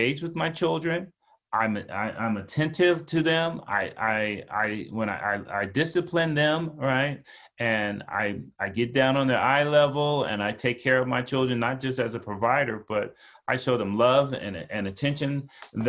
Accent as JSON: {"language": "English", "town": "Los Angeles", "region": "California", "country": "United States", "tie": "born or raised there", "said": "I grew up in Pacoima"}